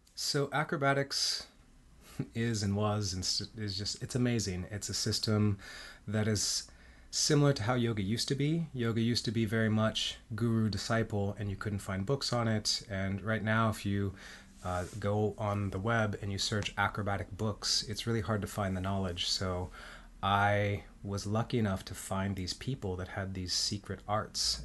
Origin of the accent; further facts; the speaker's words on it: Mexico City, Mexico; I was born in Mexico City. My dad is Mexican. My mom is American.